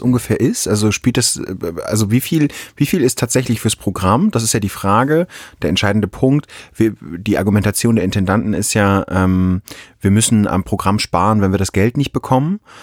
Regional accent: North Rhine-Westphalia, Germany; moved away; ich komme jetzt aus Nordrhein-Westfalen ursprünglich

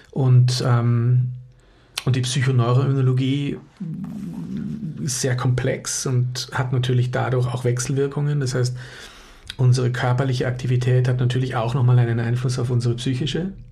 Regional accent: Austria; Also ich komme aus Österreich und ähm, bin seit mh, hm, 25 Jahren mittlerweile in der sogenannten psychoneuroimmunologischen Forschung tätig

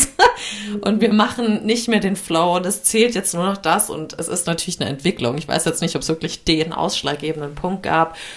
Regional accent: Germany; wir Deutschen

